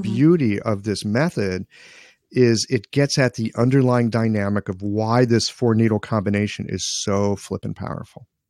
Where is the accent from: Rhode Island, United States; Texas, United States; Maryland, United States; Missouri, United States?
Missouri, United States; St. Louis; moved away as an adult; also born or lived in Seattle / Asia / Beijing; I grew up in Saint Louis, Missouri